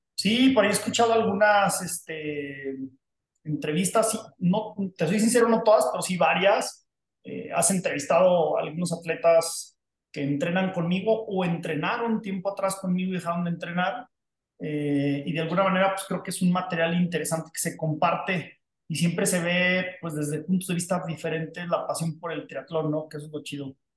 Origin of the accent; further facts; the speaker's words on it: Durango, Mexico; moved away as an adult; México, a Durango, mi tierra de origen natal